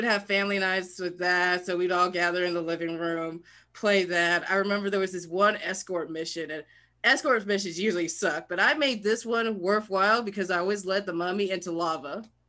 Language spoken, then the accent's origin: English; Lithonia, Georgia, United States; Lithonia, Georgia.